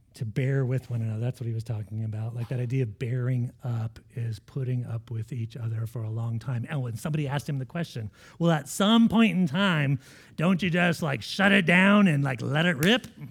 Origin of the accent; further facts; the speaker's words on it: United States; as American Christians